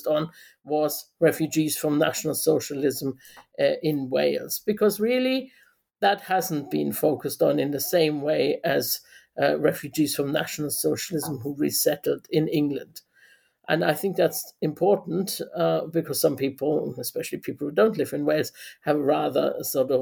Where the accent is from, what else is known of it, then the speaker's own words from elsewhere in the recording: Germany; moved away as an adult; also born or lived in London; now in Aberystwyth, United Kingdom; I was born in West Germany in 1968, and I lived in Germany for 20 years, going to school, you know, living with my parents in West Germany